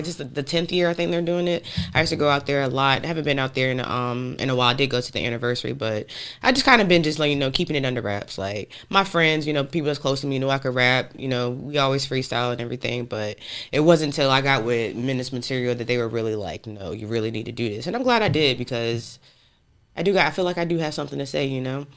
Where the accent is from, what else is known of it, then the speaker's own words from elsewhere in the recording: Raleigh, North Carolina, United States; also born or lived in Portsmouth, Virginia; we moved here when I was about three. I've been here my whole life, north side of Raleigh.